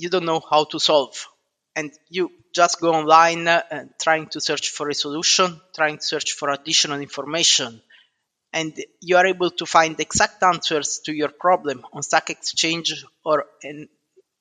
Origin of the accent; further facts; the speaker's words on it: Southern Italy, Italy; moved away as an adult; now in United Kingdom; I'm originally from South Italy, and I moved to the UK 13 years ago